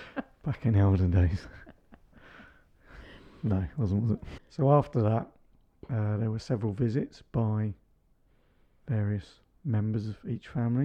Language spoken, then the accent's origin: English; Makiyungu, Singida Region, Tanzania; born there; I was born in Tanzania, in Singida, a little village called Makiyungu, which had a Catholic hospital in it.